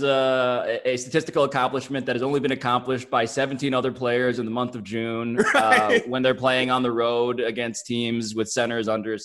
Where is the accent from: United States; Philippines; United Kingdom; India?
Philippines; So it's been interesting to be recognized as a Filipino, because I am so grateful when that happens.